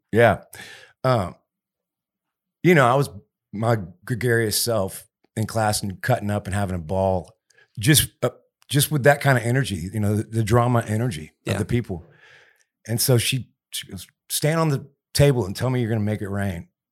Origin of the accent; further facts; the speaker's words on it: Houston, Texas, United States; I'm from Houston, just north of Houston